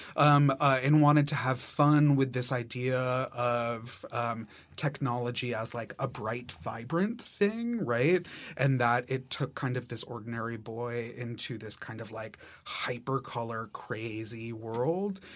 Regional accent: New York City, New York, United States; as a New Yorker

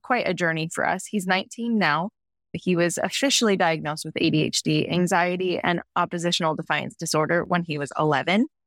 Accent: Midwest, United States; moved away as an adult; now in Central Coast, California, United States; I grew up in the Midwest.

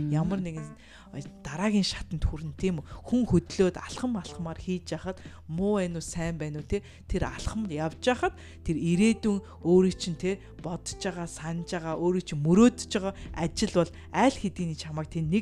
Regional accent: Mongolia; moved away as an adult; also born or lived in Europe; now in United States

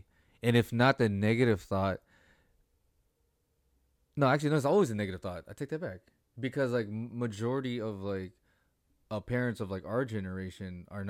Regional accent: Australia; Like, I'm Australian

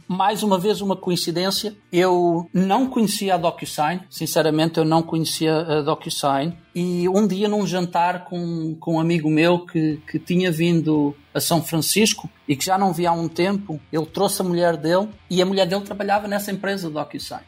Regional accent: Portugal; moved away as an adult; also born or lived in Lisbon / Silicon Valley; eu iniciei, iniciei obviamente a minha vida em Portugal

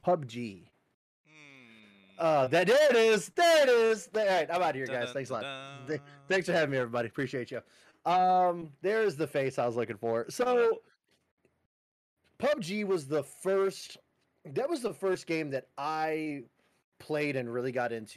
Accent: Chicago, Illinois, United States; I'm a Chicagoan

